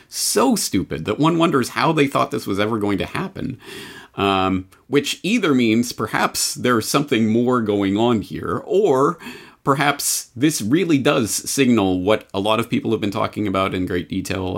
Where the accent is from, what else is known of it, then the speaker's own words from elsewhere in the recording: Canada; I'm Canadian